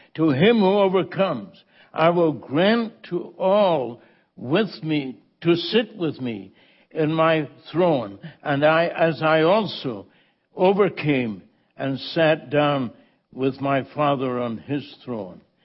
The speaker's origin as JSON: {"language": "English", "region": "Scotland", "country": "United Kingdom", "tie": "born or raised there", "moved": "yes", "said": "I was born in the Holy Land, you know that, Scotland"}